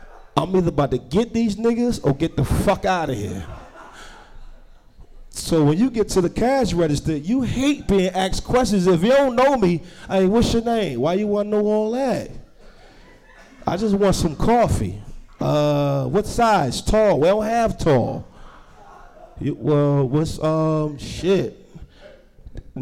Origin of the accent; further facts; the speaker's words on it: Newark, New Jersey, United States; I'm from Newark, New Jersey